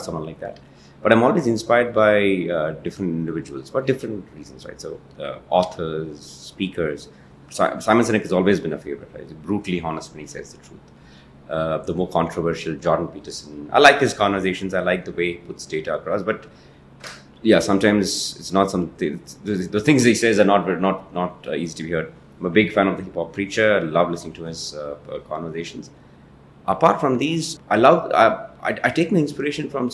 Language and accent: English; Ooty, Tamil Nadu, India; moved away; I'm from Ooty